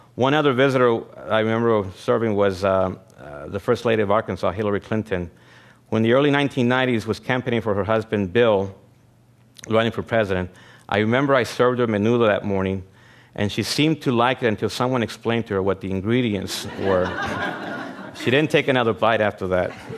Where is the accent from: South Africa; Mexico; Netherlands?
Mexico; San Luis del Cordero, Durango; moved away; also born or lived in United States; I was born in San Luis de Cordero, Durango